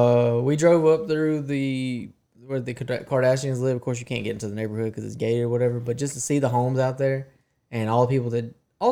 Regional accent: Alabama, United States

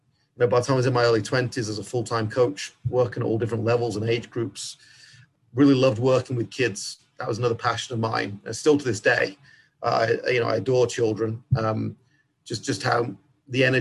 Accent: England, United Kingdom; accent: English; now in United States; like most kids growing up in England, I did want to be a pro

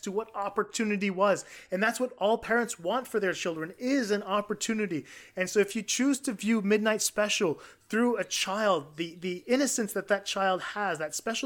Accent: Quebec, Canada; growing up in Quebec as an Anglophone

